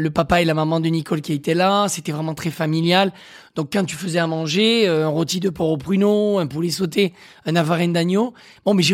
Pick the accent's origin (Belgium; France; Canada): France; Occitania; je viens de l'Aveyron